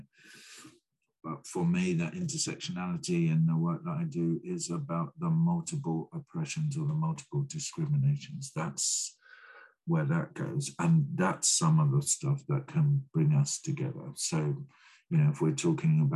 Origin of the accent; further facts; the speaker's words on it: Brighton, South East England, United Kingdom; I grew up in Brighton.